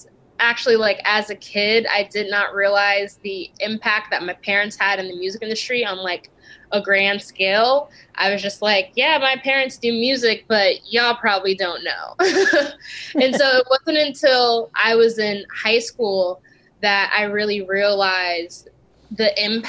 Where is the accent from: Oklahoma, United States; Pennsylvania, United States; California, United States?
California, United States; also born or lived in Italy; But collectively, I spent the most time in California.